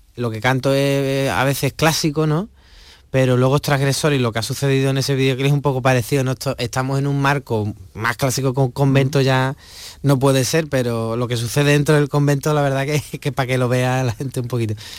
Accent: Huelva, Andalusia, Spain; mi tierra, en Huelva

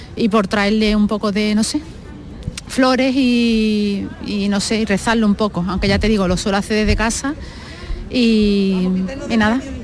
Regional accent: Seville, Andalusia, Spain; soy cristiana y ante todo soy española, sevillana

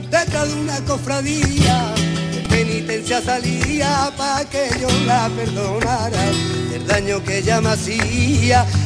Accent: Jerez de la Frontera, Andalusia, Spain; Para mí es un placer estar en el festival de Jerez también, porque es mi tierra.

